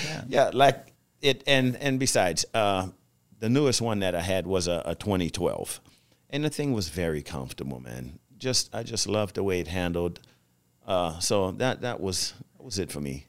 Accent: Louisiana, United States; accent: Louisianan; growing up in Louisiana, uh, that was our native language was French.

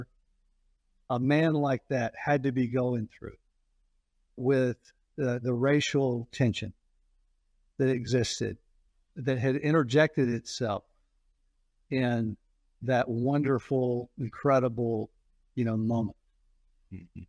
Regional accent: Atlanta, Georgia, United States; I grew up in Atlanta

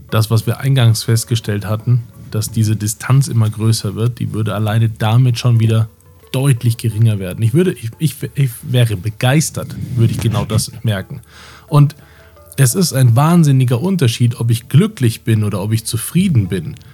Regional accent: Munich, Bavaria, Germany; ich komme aus München.

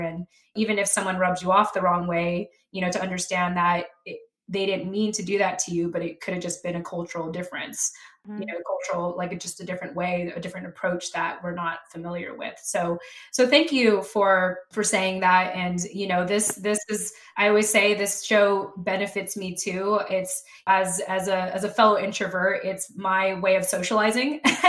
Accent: Philippines; I always like to say that for as long as I'm Filipino, this project will exist.

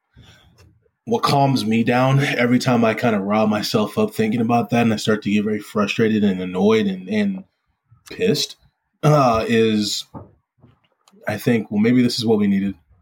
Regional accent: United States; I'm an American

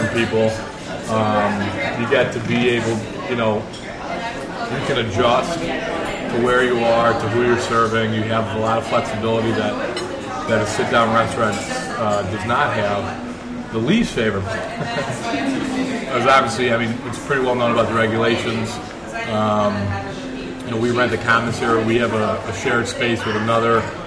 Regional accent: Rochester, New York, United States; I grew up here in Rochester

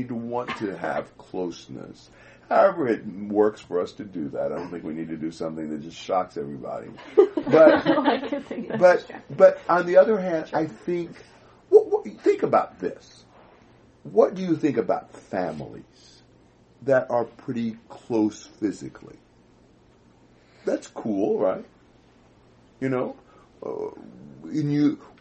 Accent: United States; I'm an American

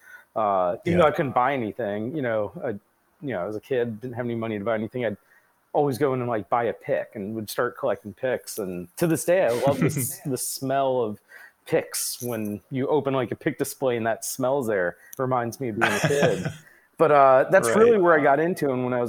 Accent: Cincinnati, Ohio, United States; moved away as an adult; also born or lived in Arizona; I grew up in Cincinnati

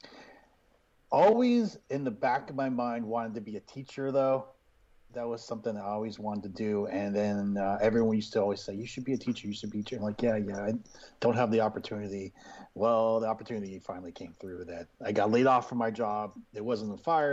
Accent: Massachusetts, United States; moved away as an adult; also born or lived in Florida; I grew up in Massachusetts

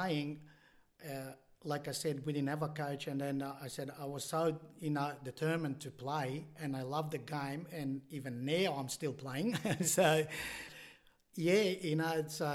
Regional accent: Bitola, North Macedonia; now in Illawarra, Australia; I grew up in Bitola, in the village called Kukurechani.

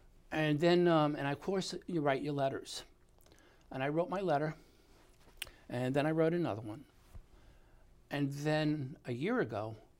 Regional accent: New York, United States; They didn't even want me to tell them that I was from New York.

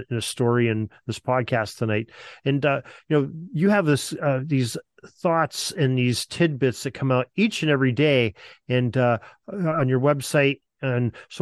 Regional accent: United States; as an American

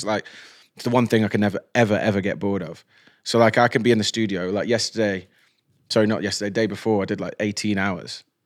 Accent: Stoke-on-Trent, West Midlands, United Kingdom; I'm a bloke from Stoke

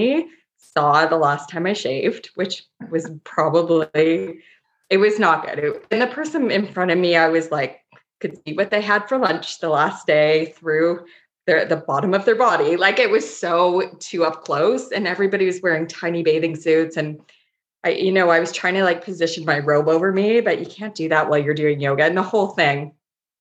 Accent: Toronto, Ontario, Canada; now in Nova Scotia, Canada; I'm from Toronto

